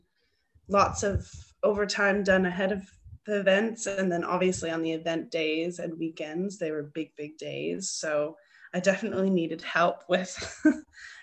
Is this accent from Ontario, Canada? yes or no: yes; Ontario, Canada; accent: Canadian; moved away as an adult; now in Australia; I'm originally from Ontario, so it's nice to have the Canadian accent back in my life regularly.